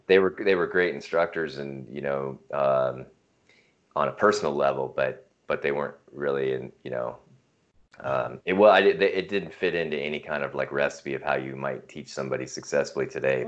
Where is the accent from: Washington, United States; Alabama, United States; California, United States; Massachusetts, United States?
Washington, United States; north of Seattle; moved away as an adult; also born or lived in Hawaii; now in Missoula, United States; We were raised uh, north of Seattle, which is uh, west of here in Washington State